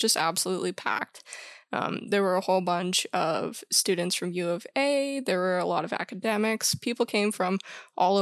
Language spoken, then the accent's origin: English; Edmonton, Alberta, Canada; I am proudly Red River Métis, born and raised here in Region 4 of the MNA and Treaty 6 territory.